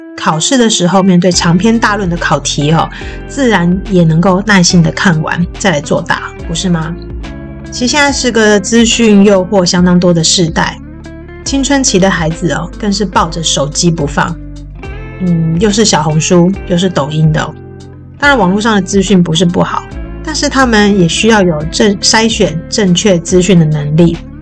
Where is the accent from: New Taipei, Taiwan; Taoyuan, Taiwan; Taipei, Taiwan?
Taoyuan, Taiwan; 我这个在桃园长大的叛逆女生